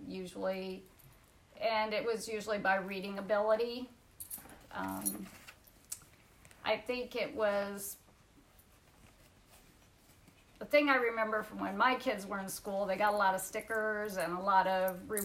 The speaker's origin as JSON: {"language": "English", "town": "Union City", "country": "United States", "tie": "born or raised there", "said": "I grew up in Union City on High Street"}